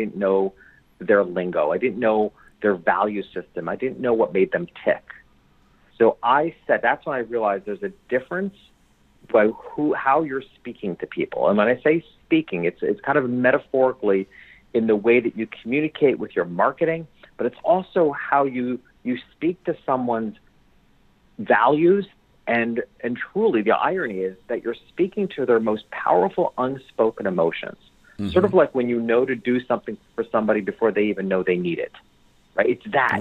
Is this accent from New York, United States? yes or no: yes; New York, United States; moved away; my hometown, which was a couple hours, small country town, a couple hours north of New York City